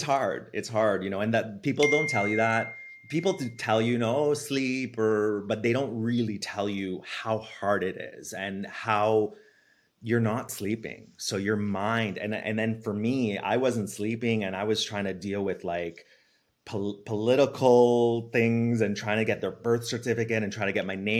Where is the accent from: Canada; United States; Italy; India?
Italy; born there; so I was born in Italy to a Canadian mom.